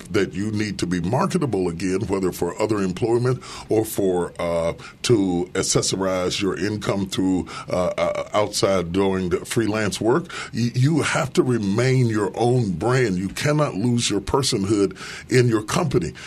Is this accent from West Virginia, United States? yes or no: yes; West Virginia, United States; now in Dallas, United States; I grew up in West Virginia